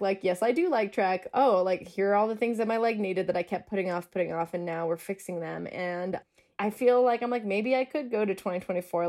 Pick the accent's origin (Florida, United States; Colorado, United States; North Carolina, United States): Colorado, United States; Denver; I'm from Denver